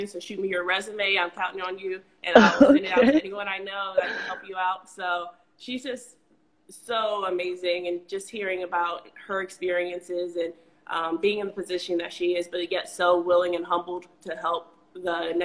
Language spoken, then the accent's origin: English; Reynoldsburg, Ohio, United States; also born or lived in Kentucky; I'm from Reynoldsburg, Ohio, right outside of Columbus.